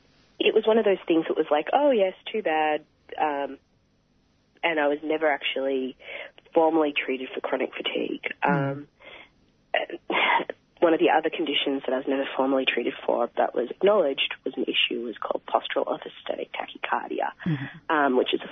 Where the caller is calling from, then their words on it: Wangaratta, Victoria, Australia; Sure. I'm speaking from Bangarang Land, Wangaratta, and I acknowledge the leaders past, present and future. From Bangarang Land, speaking from my living room.